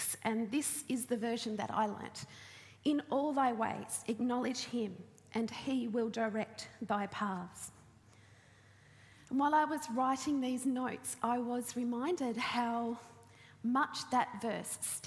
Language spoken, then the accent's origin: English; Launceston, Tasmania, Australia; I grew up in Launceston